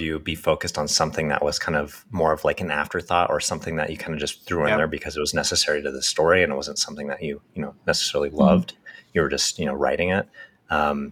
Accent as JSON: {"language": "English", "town": "Oakhurst", "region": "California", "country": "United States", "tie": "born or raised there", "also_born_or_lived": "Fresno", "said": "I grew up in Oakhurst, and then I moved down to Fresno for Fresno State, and I lived there for 10 years"}